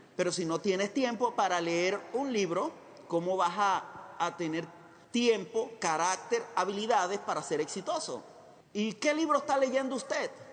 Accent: Chiriquí, Panama; moved away as an adult; now in Costa Rica; nací en Panamá, en un hogar muy trabajador

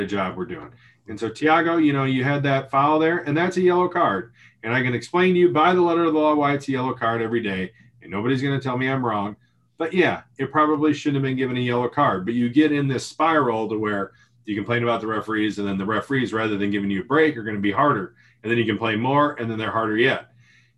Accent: United States; as an American, I grew up watching American football

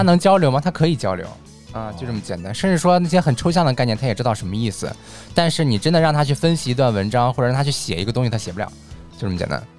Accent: China; 我们中国人咬字有时候像北京人

